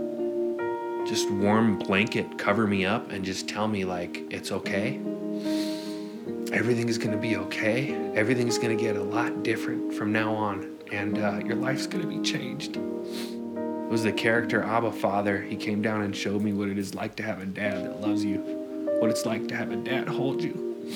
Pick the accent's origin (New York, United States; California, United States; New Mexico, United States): California, United States; Southern; also born or lived in San Francisco; I was born and raised in San Francisco until the age of 5, and then I moved to Southern California.